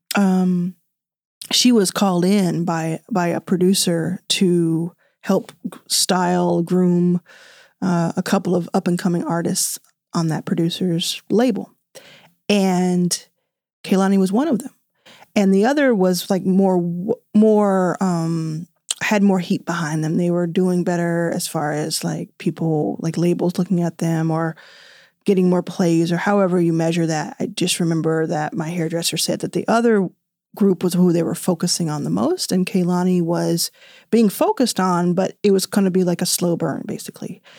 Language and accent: English; Dallas, Texas, United States; I grew up in Dallas.